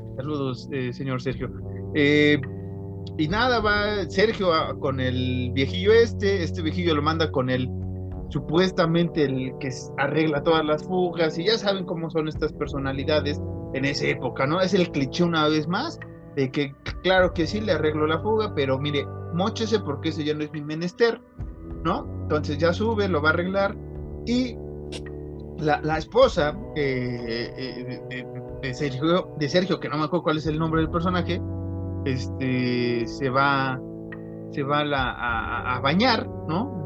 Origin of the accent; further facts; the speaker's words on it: Mexico; somos mexicanos